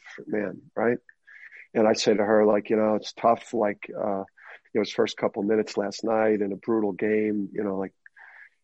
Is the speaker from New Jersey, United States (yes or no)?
yes; Jersey City, New Jersey, United States; growing up in Jersey City, I listened to a lot of rap growing up